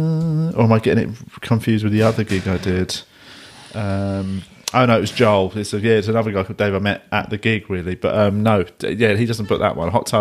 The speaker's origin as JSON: {"language": "English", "region": "England", "country": "United Kingdom", "said": "being an English comic"}